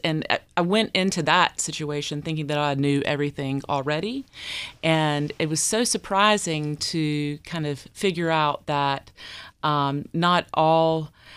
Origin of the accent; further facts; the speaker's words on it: Deep Run, North Carolina, United States; I grew up in Deep Run.